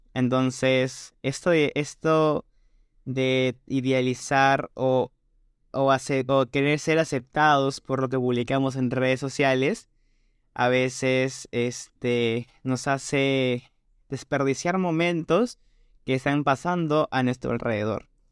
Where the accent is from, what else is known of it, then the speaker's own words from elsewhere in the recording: Peru; en mi país Perú